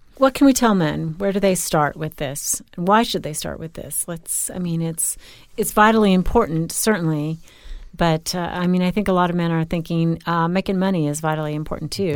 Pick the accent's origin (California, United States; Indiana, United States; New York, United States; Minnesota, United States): California, United States; Newport Beach; I grew up on Newport Beach